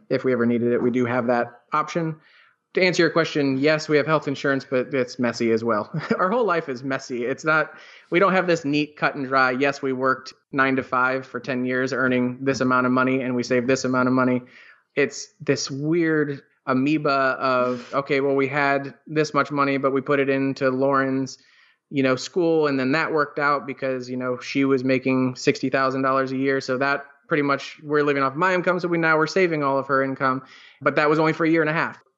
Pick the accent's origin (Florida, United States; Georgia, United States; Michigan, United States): Florida, United States; Sarasota; also born or lived in West Palm Beach, Florida / New York; Sarasota, which is our hometown